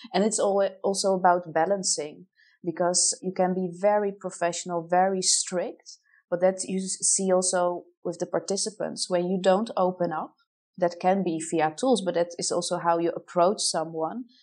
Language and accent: English; Poland; moved away as an adult; also born or lived in Netherlands; now in Amsterdam, Netherlands; originated huh? from Poland